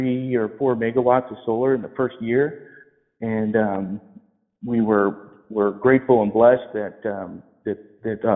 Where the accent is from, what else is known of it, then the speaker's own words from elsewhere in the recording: Colfax, California, United States; also born or lived in Lincoln, California; I'm from this area. I grew up in Colfax, California. I lived in Lincoln, California until I was about 12, and then I finished out high school in Colfax.